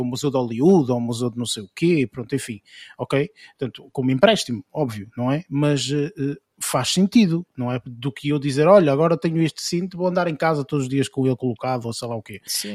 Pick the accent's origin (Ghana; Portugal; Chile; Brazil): Portugal; como portugueses